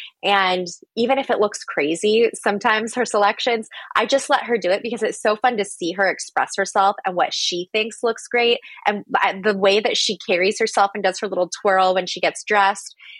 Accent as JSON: {"language": "English", "town": "Phoenix", "region": "Arizona", "country": "United States", "said": "I'm from Phoenix."}